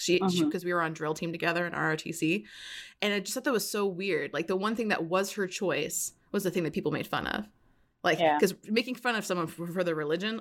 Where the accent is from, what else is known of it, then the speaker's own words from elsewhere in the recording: Florida, United States; moved away; I'm from Florida